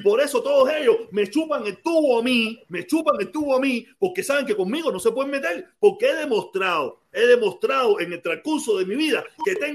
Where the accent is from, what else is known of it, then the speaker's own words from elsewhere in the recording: Cuba; moved away; Yo vine de Cuba siendo un loco atormentado, un loco atormentado.